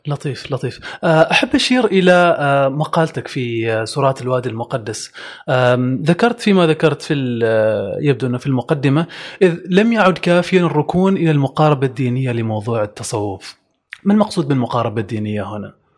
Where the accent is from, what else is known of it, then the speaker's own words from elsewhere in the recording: Oman; احنا كعمانيين عندنا كذا معجمنا الخاص